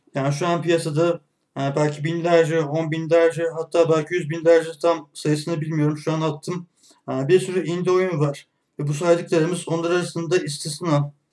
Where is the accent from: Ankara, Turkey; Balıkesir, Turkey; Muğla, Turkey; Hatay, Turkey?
Ankara, Turkey; 1988 Ankara doğumluyum